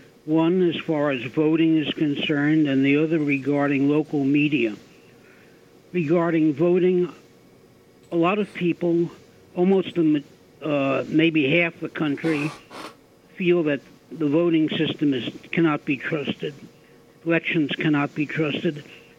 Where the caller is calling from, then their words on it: Oyster Bay, New York, United States; I'm from Oyster Bay.